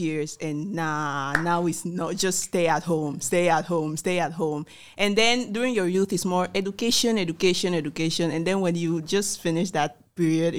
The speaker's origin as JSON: {"language": "English", "country": "Equatorial Guinea", "said": "from Equatorial Guinea"}